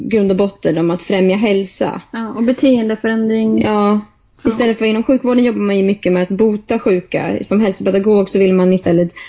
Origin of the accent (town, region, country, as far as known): Delsbo, Gävleborg County, Sweden; born or raised there; moved away as an adult; now in Stockholm, Sweden